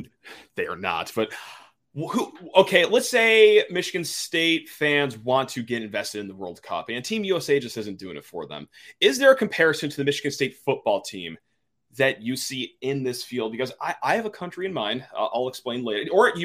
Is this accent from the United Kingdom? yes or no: no; Ireland; My home country, Ireland, might have a tough time winning this time around.